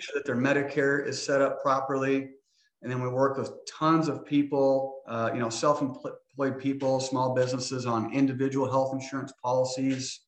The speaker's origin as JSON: {"language": "English", "town": "Hastings", "region": "Nebraska", "country": "United States", "tie": "born or raised there", "lives_now": "Omaha, United States", "said": "I grew up in Hastings, Nebraska, born and raised"}